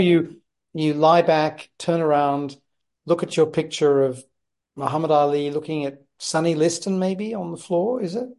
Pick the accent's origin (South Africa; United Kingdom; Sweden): United Kingdom; Leicester, East Midlands; I was born in Leicester